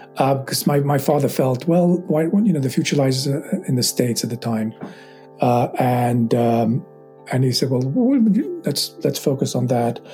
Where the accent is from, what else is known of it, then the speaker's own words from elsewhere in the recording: London, United Kingdom; as a teenager growing up in England and just you know I, we lived in London